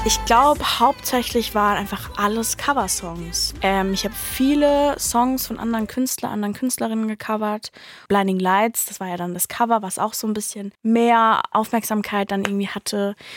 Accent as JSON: {"language": "German", "town": "Mannheim", "region": "Baden-Württemberg", "country": "Germany", "said": "ich komme ja aus Mannheim"}